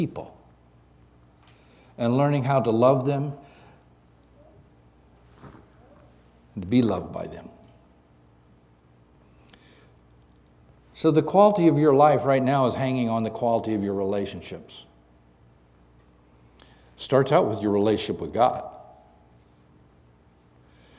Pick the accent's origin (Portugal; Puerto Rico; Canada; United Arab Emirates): Canada; also born or lived in Dallas, Texas; now in South Boston, United States; I grew up in Canada.